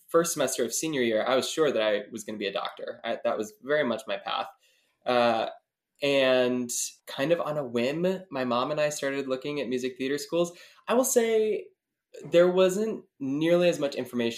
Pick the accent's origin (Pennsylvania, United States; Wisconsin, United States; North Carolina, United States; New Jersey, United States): Wisconsin, United States; being from the Midwest, because I'm from Wisconsin